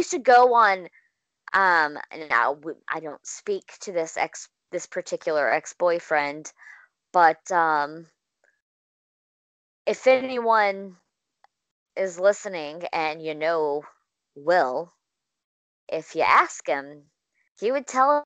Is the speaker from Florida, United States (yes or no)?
no; Clinton, Mississippi, United States; moved away; I haven't personally lived in Clinton in a long time either, but it's my hometown